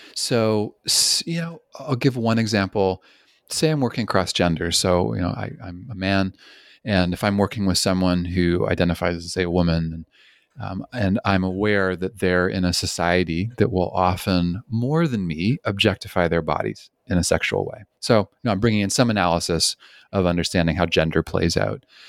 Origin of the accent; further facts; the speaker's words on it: Canada; moved away; also born or lived in British Columbia; I'm originally from Canada